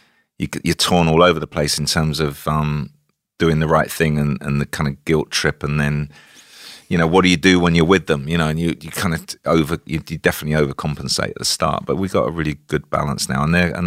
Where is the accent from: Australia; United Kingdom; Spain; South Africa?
United Kingdom; South East England; I grew up in Kent. I was born at the same hospital as Mick Jagger.